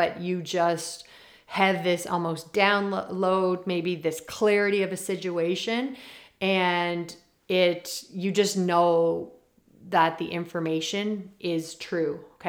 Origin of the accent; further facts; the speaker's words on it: Prince Edward Island, Canada; I'm from Prince Edward Island